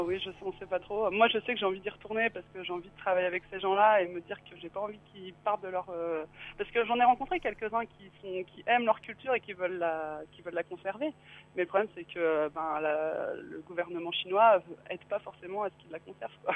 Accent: France; moi, je suis française

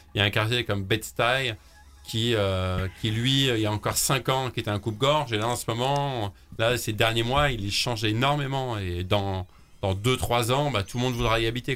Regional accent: France; chez nous en France

